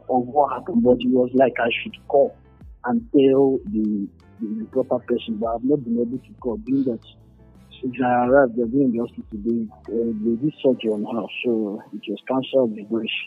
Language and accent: English; Imo, Nigeria; Because they know I'm from Imo State.